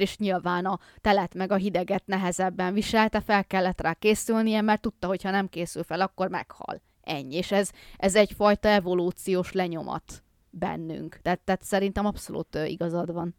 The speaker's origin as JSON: {"language": "Hungarian", "region": "Bakony", "country": "Hungary", "said": "én bakonyi vagyok, tehát én viszonylag szerencsésebb helyzetben vagyok itt tengerszint feletti 400 méteren"}